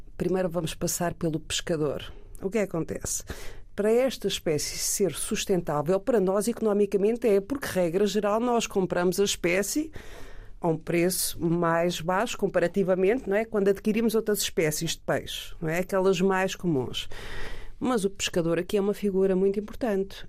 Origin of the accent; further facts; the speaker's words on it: Peniche, Leiria District, Portugal; Eu sou de Peniche